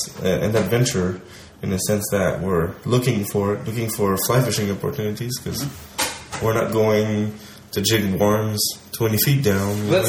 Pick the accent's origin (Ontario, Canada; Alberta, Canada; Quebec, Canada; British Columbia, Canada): Quebec, Canada; Like, I'm from Quebec.